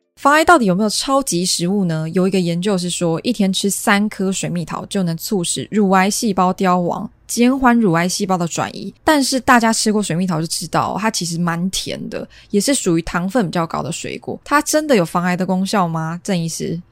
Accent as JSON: {"language": "Chinese", "country": "Taiwan", "said": "我们台湾人"}